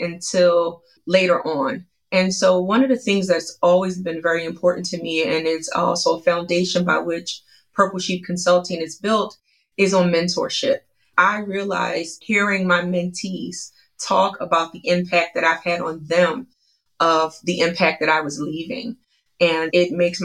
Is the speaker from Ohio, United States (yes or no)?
no; Philadelphia, Pennsylvania, United States; I was raised in Philadelphia, Pennsylvania, South Philadelphia to be exact.